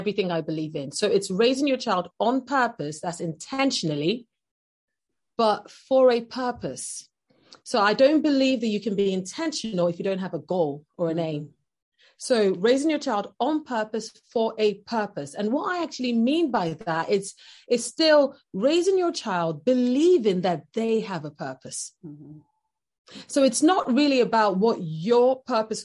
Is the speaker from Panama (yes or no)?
no; Nigeria; moved away as an adult; now in United Kingdom; I'm originally from Nigeria, and I lived in Nigeria for the first 17 years of my life. And then I moved over to the UK